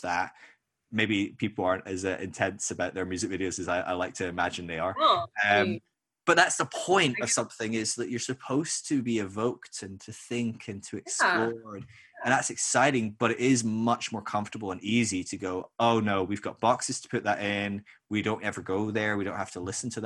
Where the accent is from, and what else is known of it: Scotland, United Kingdom; moved away as an adult; now in United States